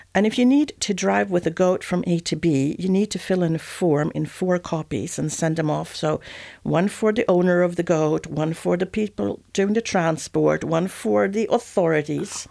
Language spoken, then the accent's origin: English; Sweden; accent: Swedish; moved away as an adult; also born or lived in Switzerland / Southwest France; now in France; I'm origin Swedish, so this is the original IKEA accent.